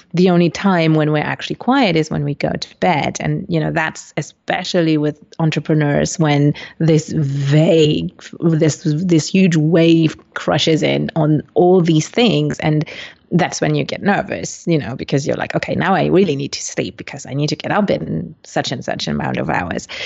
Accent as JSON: {"language": "English", "country": "Luxembourg", "tie": "born or raised there", "also_born_or_lived": "Colombia", "said": "I'm originally from Colombia, but was adopted when I was four months old. And so I landed in Luxembourg"}